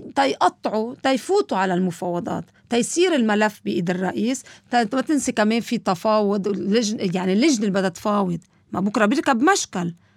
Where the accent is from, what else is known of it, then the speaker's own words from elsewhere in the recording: Lebanon; ونحن كلبنانيين